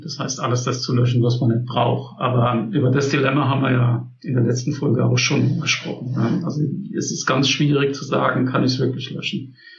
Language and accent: German; Germany; bei uns in Deutschland